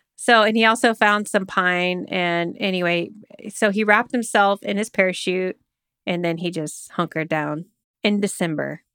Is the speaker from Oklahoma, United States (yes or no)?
yes; Oklahoma, United States; I grew up in Oklahoma